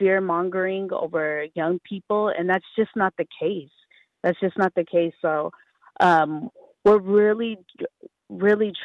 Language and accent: English; San Francisco, California, United States; I grew up in San Francisco, during the mid-80s